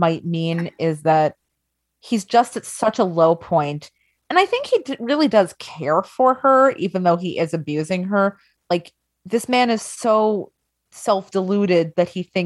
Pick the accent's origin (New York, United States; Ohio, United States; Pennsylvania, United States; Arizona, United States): New York, United States; Long Island; I'm from Long Island